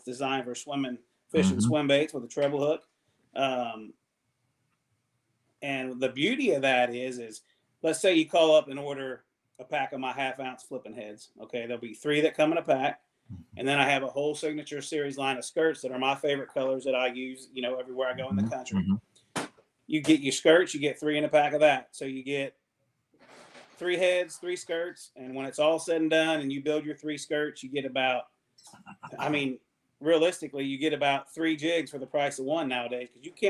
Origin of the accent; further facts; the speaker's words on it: Ohio River, United States; So once again, growing up on the Ohio River, you know, it always seemed like you had to tinker with your baits, do something different.